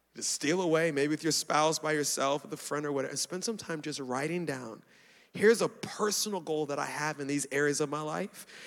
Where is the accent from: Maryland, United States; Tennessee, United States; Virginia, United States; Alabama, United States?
Maryland, United States; Baltimore; I was born in Baltimore, uh, so I'm American